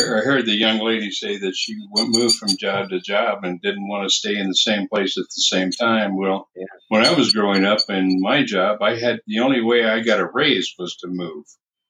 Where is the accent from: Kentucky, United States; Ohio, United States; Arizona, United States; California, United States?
Arizona, United States; moved away as an adult; also born or lived in San Diego; I moved all over the country, getting better jobs and getting higher pay until I finally settled down back in my home state of Arizona.